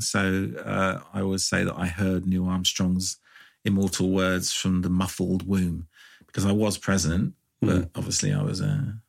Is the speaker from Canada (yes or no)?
no; Ireland; I mean, I grew up in Ireland for a bit of it, and I actually did have a house toilet in like the 80s.